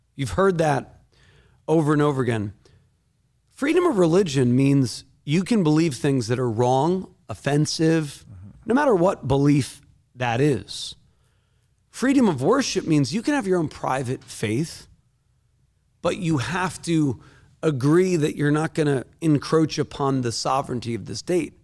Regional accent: Northeast, United States; I'm not from Tennessee. I'm not from the Bible Belt. I'm from the Northeast

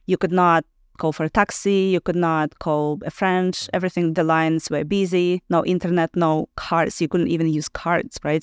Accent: Belarus; moved away; also born or lived in Ukraine

